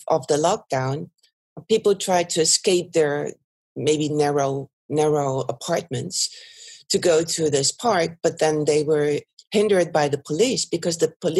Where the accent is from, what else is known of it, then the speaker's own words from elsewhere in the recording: Germany; also born or lived in Netherlands / Italy; now in Belgium; by origin, I'm not Belgian. I'm German, and I've lived in the Netherlands for a long time